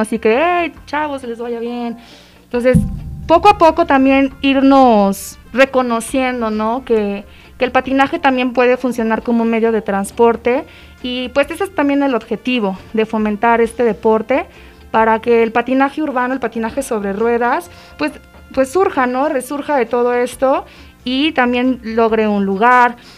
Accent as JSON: {"language": "Spanish", "country": "Mexico", "said": "como mexicanos"}